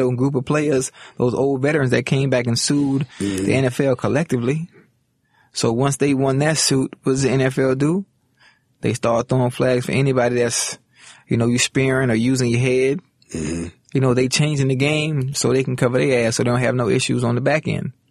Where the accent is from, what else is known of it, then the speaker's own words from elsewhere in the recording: Miami, Florida, United States; I come from Liberty City. I come from the hood.